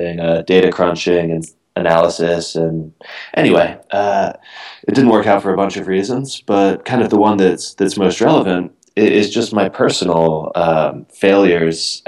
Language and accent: English; Miami, Florida, United States; moved away as an adult; also born or lived in San Francisco; now in United Kingdom; I grew up in Miami